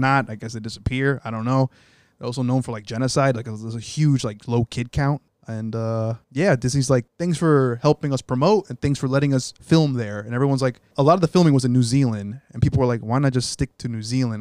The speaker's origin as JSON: {"language": "English", "country": "United States", "said": "as an American here"}